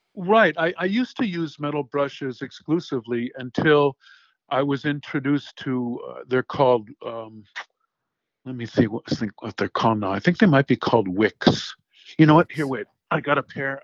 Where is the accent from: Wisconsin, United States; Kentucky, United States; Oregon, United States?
Wisconsin, United States; Racine; I grew up in Racine, Wisconsin